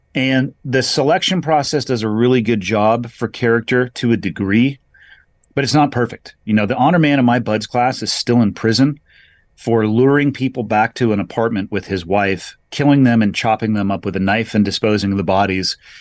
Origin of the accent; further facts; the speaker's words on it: California, United States; solidly middle class growing up on the West Coast, uh, in California at a beach town